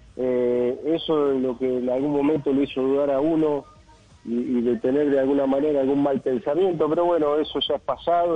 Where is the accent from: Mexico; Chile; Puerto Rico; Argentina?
Argentina; Mar del Plata, Buenos Aires Province; acá en Mar del Plata, mi ciudad natal